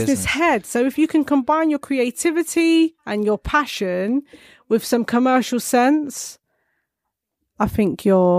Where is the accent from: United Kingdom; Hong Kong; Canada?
United Kingdom; I'm a British filmmaker. I'm a black British female filmmaker as well.